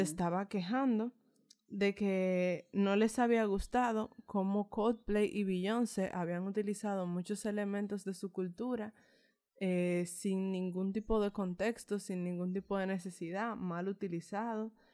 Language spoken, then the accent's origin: Spanish; Dominican Republic; nosotros como latinoamericanos, específicamente como dominicanos, eh, somos una raza mezclada.